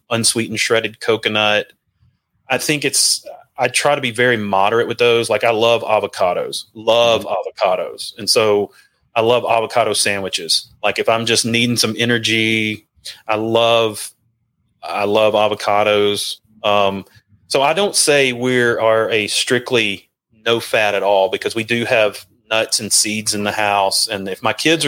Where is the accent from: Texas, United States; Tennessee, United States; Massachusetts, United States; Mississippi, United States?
Mississippi, United States; moved away; also born or lived in Nashville / Georgia / Alabama; growing up in the South